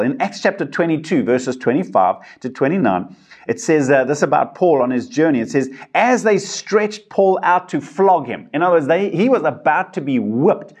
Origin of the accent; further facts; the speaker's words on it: South Africa; I've got my South African passport, I'm a South African citizen